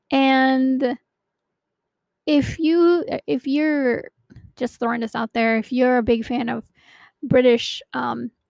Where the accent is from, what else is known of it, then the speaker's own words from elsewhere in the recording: Philippines; now in United States; Anyway, so um, I hail from Maryland, but I'm originally from the Philippines.